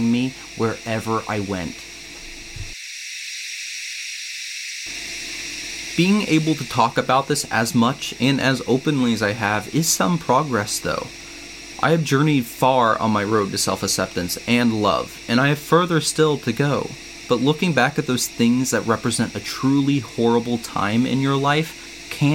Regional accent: Pawling, New York, United States; my hometown, Pawling

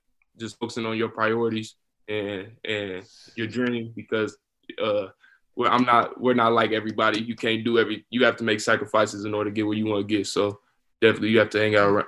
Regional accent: Fishers, Indiana, United States; I was raised in Fisher

